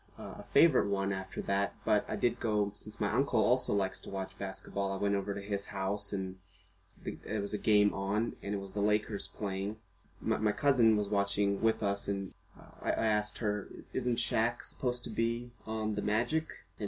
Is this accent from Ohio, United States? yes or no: yes; Cincinnati, Ohio, United States; we're from the Cincinnati area, and there aren't very many NBA fans here.